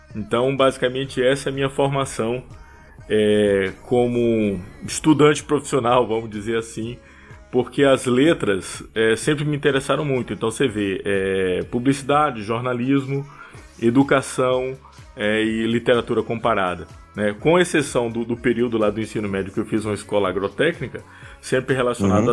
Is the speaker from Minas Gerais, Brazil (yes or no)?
no; Bahia, Brazil; accent: Bahian; first language Portuguese; moved away; also born or lived in Rio de Janeiro / São Paulo; essa minha característica do, do sotaque baiano ela continua muito forte